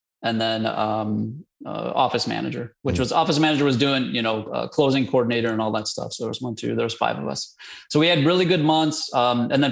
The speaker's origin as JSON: {"language": "English", "town": "Chicago", "region": "Illinois", "country": "United States", "tie": "born or raised there", "moved": "as an adult", "lives_now": "Dallas, United States", "said": "Born and raised in Chicago."}